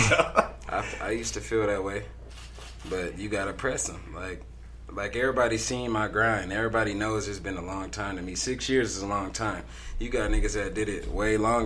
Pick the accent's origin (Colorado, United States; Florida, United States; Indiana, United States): Colorado, United States; Denver; from Denver, Colorado, born and raised